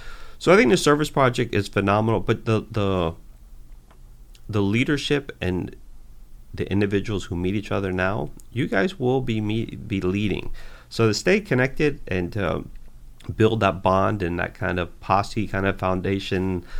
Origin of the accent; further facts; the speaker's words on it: Miami, Florida, United States; Because when you're born and raised in Miami, you think the rest of the world is like Miami or the rest of the United States, and it really is not.